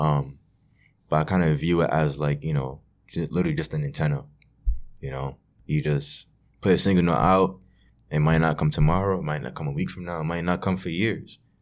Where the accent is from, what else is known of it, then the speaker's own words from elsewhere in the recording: New York City, New York, United States; growing up in Brooklyn